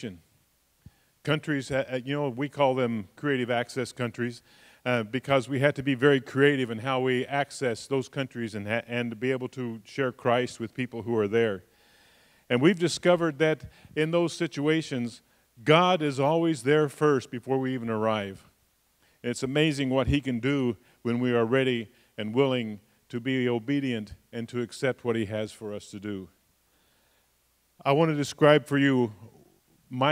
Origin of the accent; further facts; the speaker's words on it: United States; I'm an American